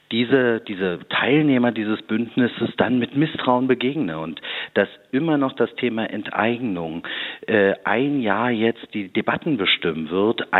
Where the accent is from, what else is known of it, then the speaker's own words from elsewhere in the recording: Berlin, Germany; weil ich bin ja nicht nur Oppositionsführer, sondern ich bin auch Berliner